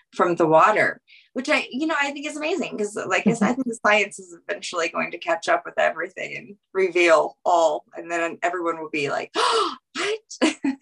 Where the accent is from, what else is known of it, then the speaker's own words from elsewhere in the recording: Louisiana, United States; I'm from Louisiana